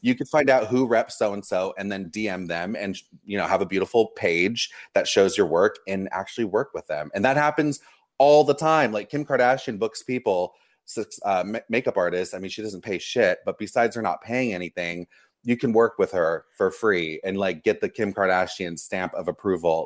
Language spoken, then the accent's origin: English; Los Angeles, California, United States; also born or lived in Orange County; I grew up here in Los Angeles, okay. Orange County, LA. I was always, I, I was always here as a kid